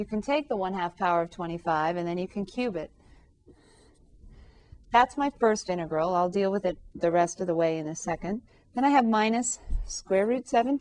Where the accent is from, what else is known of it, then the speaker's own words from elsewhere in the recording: California, United States; I grew up in California